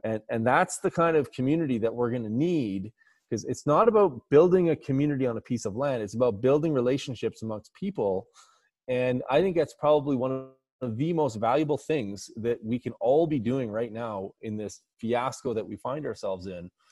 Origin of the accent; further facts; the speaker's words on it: Alberta, Canada; I'm from Alberta